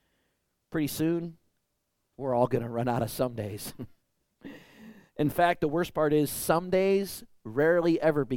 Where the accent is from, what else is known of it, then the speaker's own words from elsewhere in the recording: Michigan, United States; growing up in Michigan is all the really big leafy trees